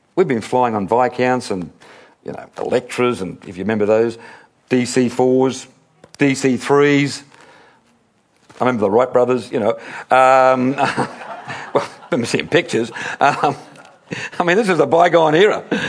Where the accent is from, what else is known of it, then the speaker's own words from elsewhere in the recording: Sydney, New South Wales, Australia; a little boy here growing up in Sydney